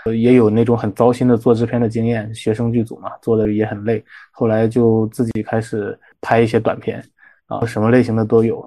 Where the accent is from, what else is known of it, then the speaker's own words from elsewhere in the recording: Shandong, China; 我是山东人